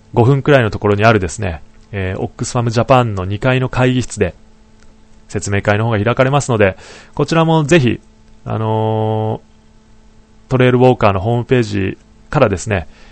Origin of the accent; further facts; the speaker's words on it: Niigata, Japan; now in Tokyo, Japan; 地元の新潟とか今いる東京